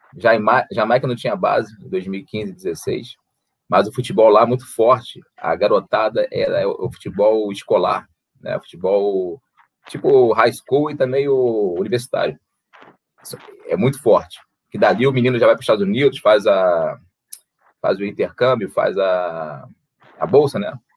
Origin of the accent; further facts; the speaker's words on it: Brazil; also born or lived in Saint Kitts and Nevis; Nós somos brasileiros, eu quero voltar ao Brasil, eu tenho família, eu moro no Brasil